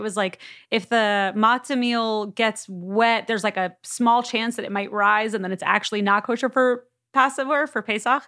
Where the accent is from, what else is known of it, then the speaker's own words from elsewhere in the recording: Miami Beach, Florida, United States; now in Los Angeles, United States; I've been in Los Angeles for ages, but I am from Miami Beach